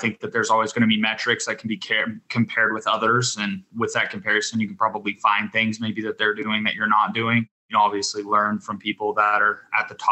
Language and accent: English; Pratt, Kansas, United States; I grew up in a small town in Western Kansas, Pratt